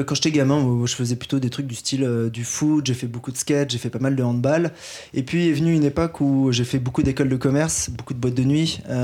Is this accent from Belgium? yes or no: no; Paris, Île-de-France, France; en tant que Parisien